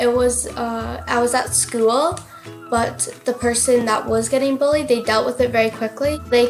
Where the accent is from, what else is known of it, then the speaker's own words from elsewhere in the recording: Letterkenny, Ulster, Ireland; I'm 11 years old and I'm from Letterkenny.